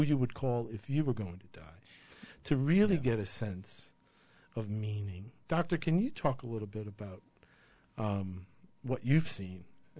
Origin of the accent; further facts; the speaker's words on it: Ireland; Well, I'm a coward and I'm Irish.